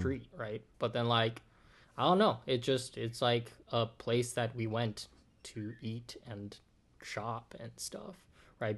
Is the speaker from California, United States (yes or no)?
yes; Oakland, California, United States; I'm from Oakland